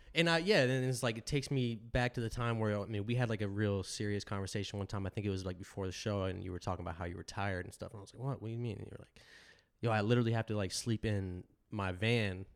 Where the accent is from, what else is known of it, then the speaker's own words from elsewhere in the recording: Deerfield Beach, Florida, United States; also born or lived in upstate New York; I grew up mostly in Florida, middle school and high school